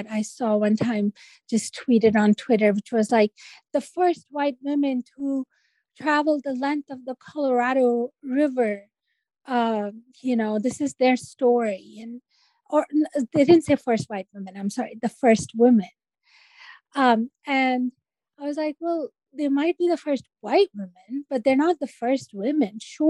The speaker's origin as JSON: {"language": "English", "country": "Pakistan", "tie": "born or raised there", "said": "I take the women that I knew growing up in Pakistan and, they weren't rebellious, but they were very resilient and they raised families and they educated their kids"}